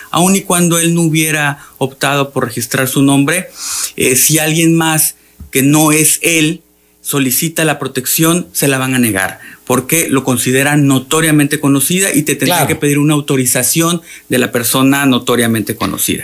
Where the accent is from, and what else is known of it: Tabasco, Mexico